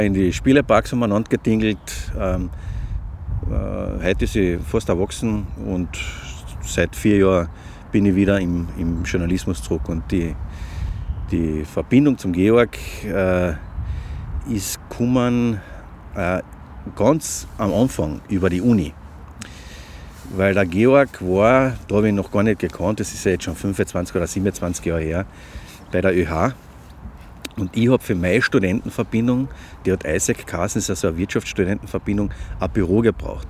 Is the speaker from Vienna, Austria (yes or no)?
no; Klagenfurt, Carinthia, Austria; ich komme aus Klagenfurt